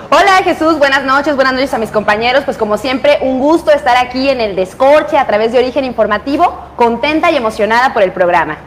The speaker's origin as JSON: {"language": "Spanish", "country": "Mexico", "said": "a nosotros como mexicanos"}